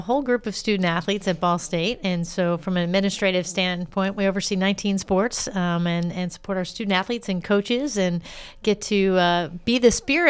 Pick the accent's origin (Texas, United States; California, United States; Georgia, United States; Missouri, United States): Missouri, United States; St. Louis; So if you're from St. Louis, that's all that matters is what high school you went to.